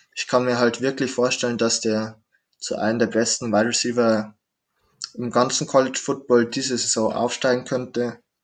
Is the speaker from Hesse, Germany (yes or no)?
no; Straubing, Bavaria, Germany; in der Stadt, wo ich herkomme, Straubing